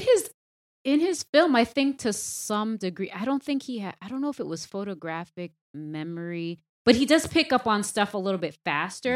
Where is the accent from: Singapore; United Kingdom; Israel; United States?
United States; Boston, Massachusetts; also born or lived in Hyde Park; I'm originally from Dorchester